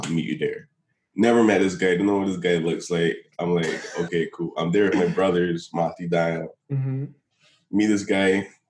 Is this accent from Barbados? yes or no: yes; Barbados; moved away as an adult; I'm from Barbados.